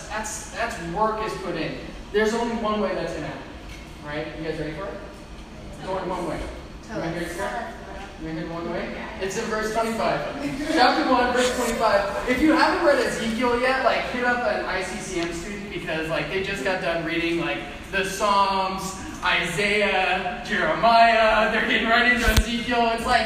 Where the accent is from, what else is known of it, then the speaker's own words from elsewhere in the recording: Midwest, United States; I used to have a tan, and then I moved up north. It's gone. I was from the Midwest.